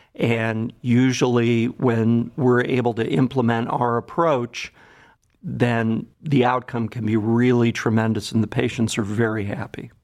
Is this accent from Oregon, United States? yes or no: no; Cleveland, Ohio, United States; also born or lived in Boston; I grew up in Cleveland, so I'm a native Clevelander